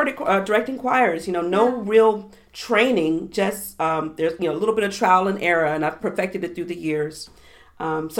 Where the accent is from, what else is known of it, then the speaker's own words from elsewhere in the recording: Southwest Virginia, United States; I grew up in Southwest Virginia.